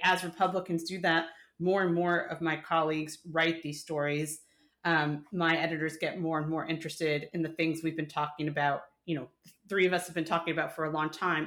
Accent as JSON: {"language": "English", "region": "New York", "country": "United States", "moved": "yes", "said": "The New Yorker in me, Mike. I'm not a New Yorker anymore, but the New Yorker in me"}